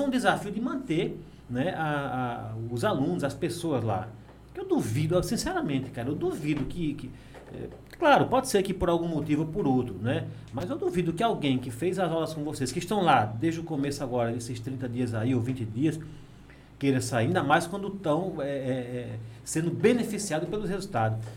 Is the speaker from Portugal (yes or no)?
no; Água Branca, Alagoas, Brazil; moved away; also born or lived in São Paulo; eu sou daqui mesmo, sou de Água Branca, entendeu? Meus pais são daqui